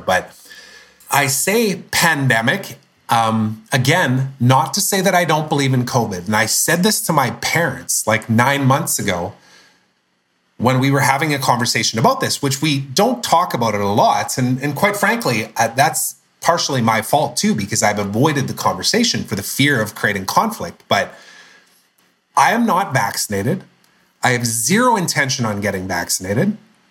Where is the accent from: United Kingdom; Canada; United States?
Canada; I'm Canadian